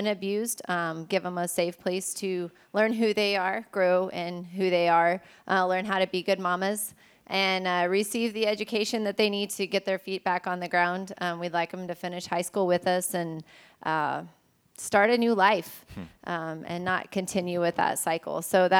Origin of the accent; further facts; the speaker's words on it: Ecuador; So growing up in Ecuador, we're surrounded by teen girls that obviously live in abusive situations